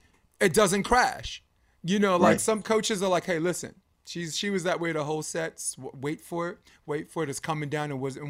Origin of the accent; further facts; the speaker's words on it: New York City, New York, United States; I grew up Flatbush, Brooklyn.